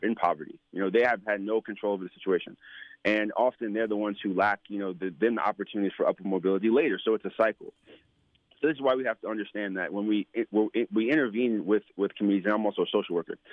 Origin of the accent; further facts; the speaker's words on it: New York, United States; moved away; I was born in, in New York. Um, I was born in Good Manhattan